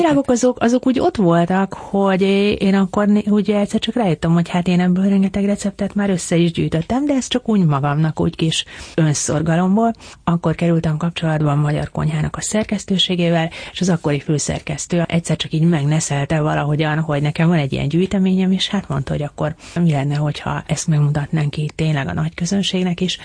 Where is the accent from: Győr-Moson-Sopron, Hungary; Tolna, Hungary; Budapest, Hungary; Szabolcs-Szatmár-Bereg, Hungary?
Budapest, Hungary; Én ahol felnőttem, ott, ott kertészetek voltak